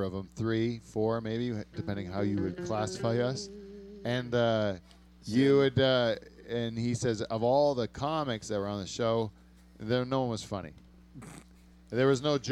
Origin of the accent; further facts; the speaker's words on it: Canada; That's all stuff we appreciate as Canadians